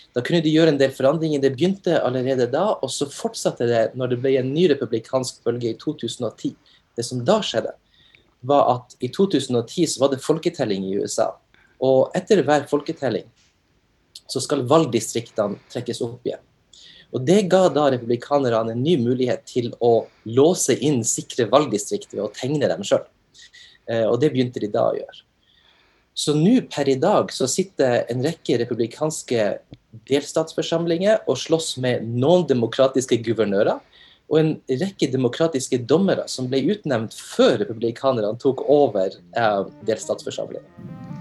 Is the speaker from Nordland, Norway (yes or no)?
yes; Narvik, Nordland, Norway; moved away as an adult; now in Oklahoma, United States; jeg er opprinnelig fra Narvik